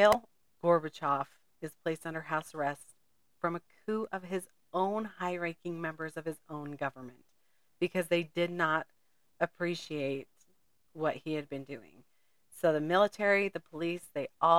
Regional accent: United States; I'm an American.

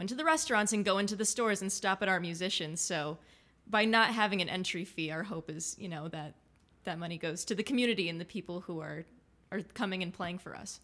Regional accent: the Berkshires, Massachusetts, United States; I was born in the Berkshire, so I was here from my parents.

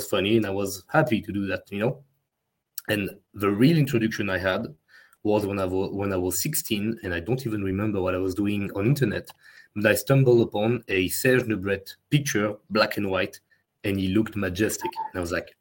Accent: France; accent: French; English is a second language; my French accent

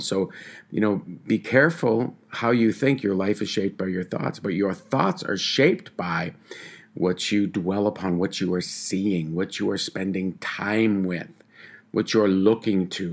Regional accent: Tyendinaga Mohawk Territory, Ontario, Canada; I'm from the Tyendinaga Mohawk Territory

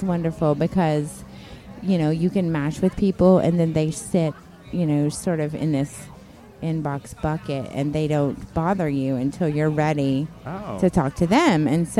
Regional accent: Chattanooga, Tennessee, United States; Tennessee. Chattanooga, Tennessee.

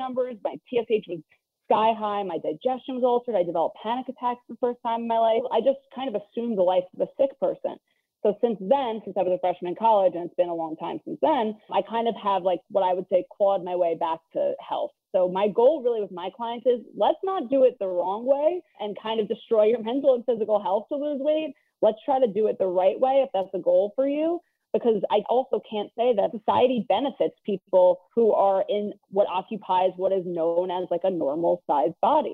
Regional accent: New York City, New York, United States; I grew up in Queens, New York

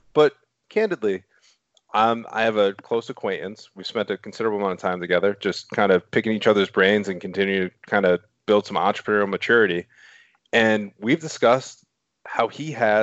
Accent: Rhode Island, United States; accent: Rhode Island; my Rhode Island accent

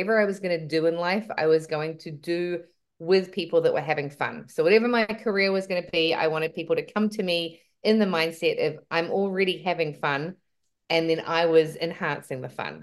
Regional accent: New Zealand; moved away as an adult; also born or lived in British Columbia, Canada / Baja California Sur, Mexico; now in Canada; I'm originally from New Zealand. We moved to Canada, British Columbia, when I was 25.

